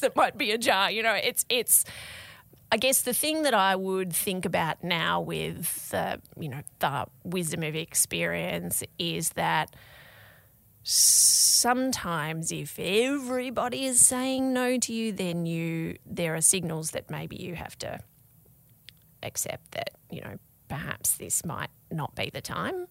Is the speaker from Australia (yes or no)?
yes; Tasmania, Australia; moved away; I was from Tasmania and I wasn't living, you know, with my parents, I was living away from home